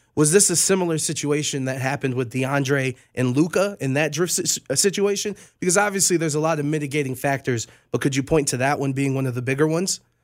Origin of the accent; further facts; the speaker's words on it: Cleveland, Ohio, United States; I'm born and raised in Cleveland